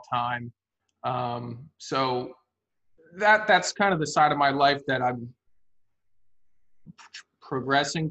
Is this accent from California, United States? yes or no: no; New Jersey, United States; I've always been here. I live 25 minutes from where I grew up now